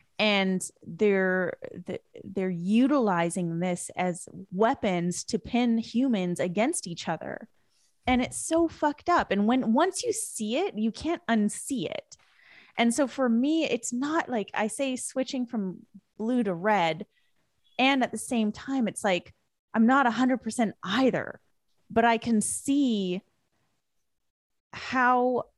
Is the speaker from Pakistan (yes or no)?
no; West Coast, Canada; because where I grew up in Canada was the West Coast.